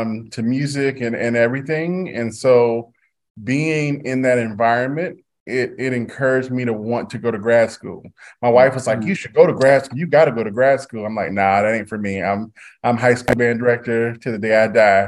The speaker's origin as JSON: {"language": "English", "town": "Orangeburg", "region": "South Carolina", "country": "United States", "also_born_or_lived": "Florida", "moved": "as an adult", "said": "I'm from the big metropolis of Orangeburg, South Carolina"}